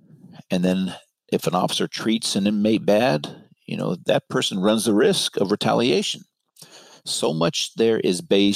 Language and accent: English; Marin, California, United States; I grew up in Marin